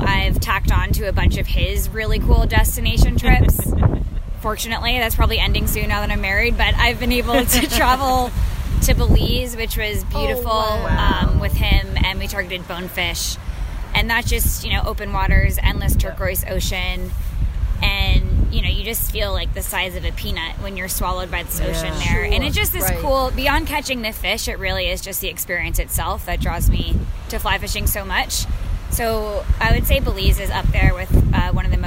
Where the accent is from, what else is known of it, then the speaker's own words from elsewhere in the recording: Marblehead, Massachusetts, United States; I grew up here on the North Shore of Marblehead, Massachusetts